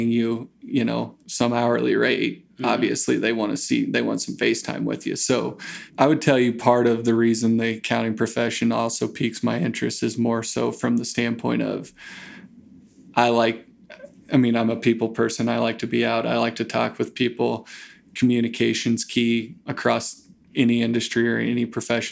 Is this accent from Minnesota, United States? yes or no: no; Grant, Nebraska, United States; moved away as an adult; also born or lived in Lincoln, Nebraska; I grew up out in Grant, Nebraska, out western Nebraska.